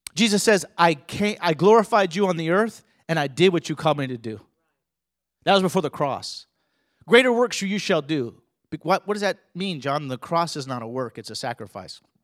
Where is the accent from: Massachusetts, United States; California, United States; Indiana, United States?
California, United States; also born or lived in Colorado; I grew up in California. We also lived in Colorado.